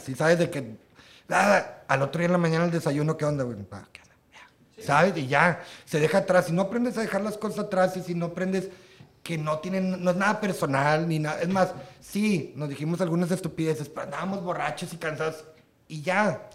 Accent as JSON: {"language": "Spanish", "town": "Matamoros", "region": "Tamaulipas", "country": "Mexico", "also_born_or_lived": "Monterrey", "moved": "yes", "said": "nosotros tenemos una bandilla de punk, somos de Matamoros"}